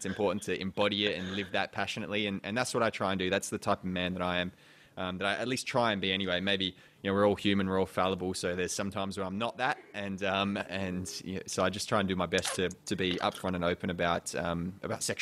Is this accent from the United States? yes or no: no; Perth, Western Australia, Australia; also born or lived in England; I came over from England when I was really young, so I still consider kind of Perth and Australia my home.